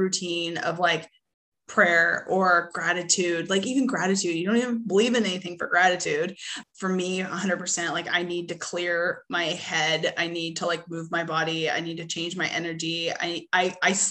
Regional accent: Canada; now in Arkansas, United States; I'm originally from Canada

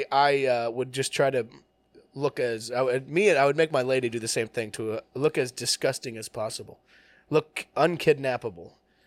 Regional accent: Bakersfield, California, United States; moved away; But I'm from Bakersfield.

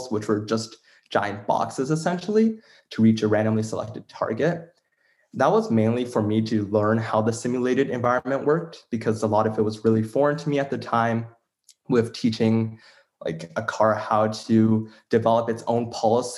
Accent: Toronto, Ontario, Canada; I'm from Toronto, Canada, and I've lived in the Greater Toronto area my entire life.

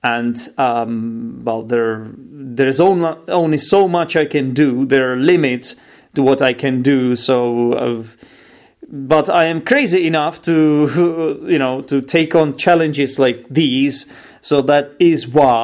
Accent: Czechia; I'm an English teacher from the Czech Republic.

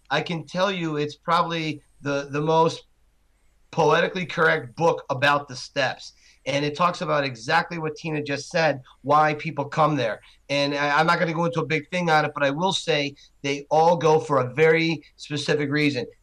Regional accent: Wales, United Kingdom; Don't forget, I'm from Wales

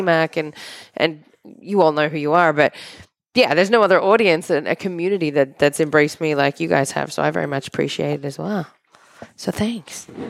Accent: Australia; moved away; we're from Australia

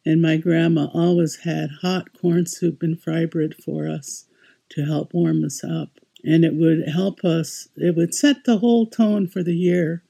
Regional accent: Onondaga Reserve, upstate New York, United States; When I was growing up on the Onondaga Reserve in upstate New York

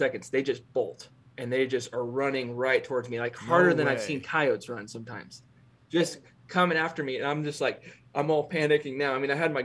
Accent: Cove, Oregon, United States; my hometown in Cove, Oregon

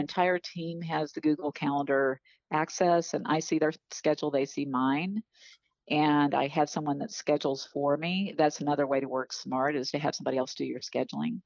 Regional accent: Arkansas, United States; also born or lived in Iowa; I was born in Iowa, but we moved to Arkansas when I was seven

